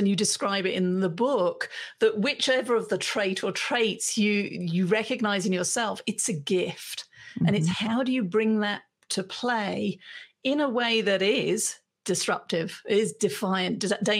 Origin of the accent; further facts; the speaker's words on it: United Kingdom; And as a British woman, I can tell you, I can be all of those things internally.